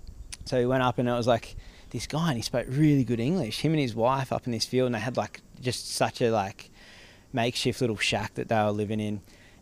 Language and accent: English; Gold Coast, Queensland, Australia; moved away as an adult; I grew up on the Gold Coast